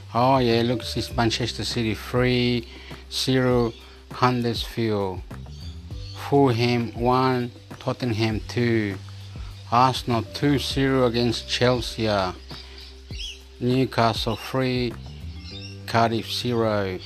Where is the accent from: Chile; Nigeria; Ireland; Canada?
Chile; now in Australia; Chile, I'm from Chile. I live in Australia